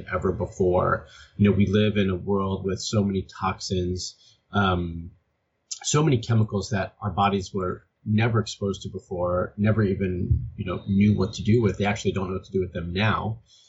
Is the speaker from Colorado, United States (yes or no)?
no; Miami, Florida, United States; moved away as an adult; now in California, United States; I'm originally from Miami